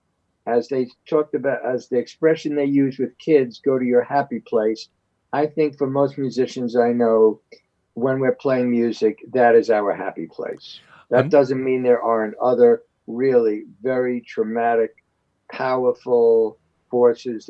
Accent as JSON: {"language": "English", "town": "New York City", "region": "New York", "country": "United States", "tie": "born or raised there", "said": "I was born and raised in the Upper West Side"}